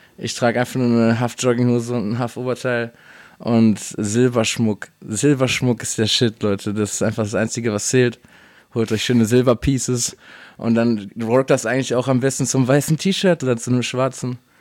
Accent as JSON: {"language": "German", "town": "Dortmund", "region": "North Rhine-Westphalia", "country": "Germany", "said": "Als Dortmunder"}